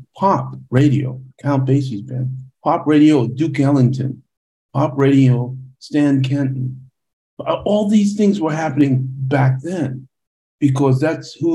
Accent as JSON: {"language": "English", "country": "Panama", "moved": "yes", "said": "We listened to Latin music a lot because we're from Panama"}